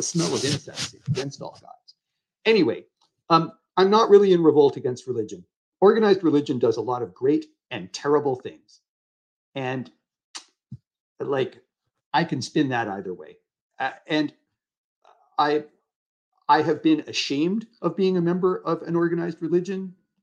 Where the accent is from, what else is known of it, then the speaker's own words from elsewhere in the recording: United States; moved away as an adult; now in Canada; I spent a few years of my life putting my life on the line for my country